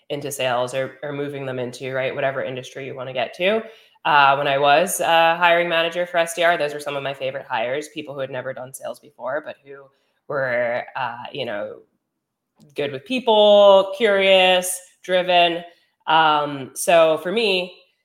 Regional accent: Teaneck, New Jersey, United States; moved away as an adult; also born or lived in Ithaca, New York; grew up in New Jersey, Teaneck, New Jersey

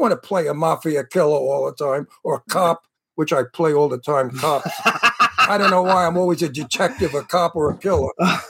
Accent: New York City, New York, United States; moved away; I'm from Brooklyn.

